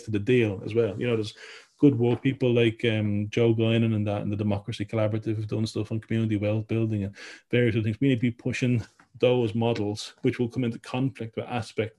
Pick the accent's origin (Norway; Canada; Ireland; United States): Ireland; now in Wales, United Kingdom; I grew up in Ireland